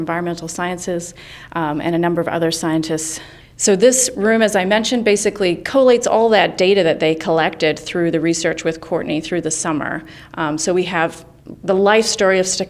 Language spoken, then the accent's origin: English; New Zealand; moved away; I hail from New Zealand